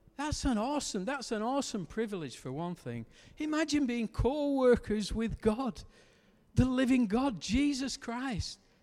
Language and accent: English; Lancashire, North West England, United Kingdom; because I'm from Lancashire. We, we don't have H's where we come from